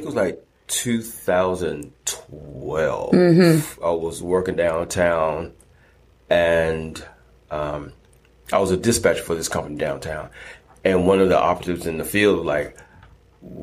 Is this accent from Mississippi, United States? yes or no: no; Atlanta, Georgia, United States; Raised in West Side, Atlanta